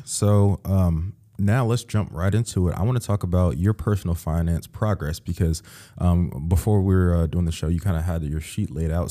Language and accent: English; Central Ohio, United States; now in New York, United States; he is from Ohio, Central Ohio, um, as am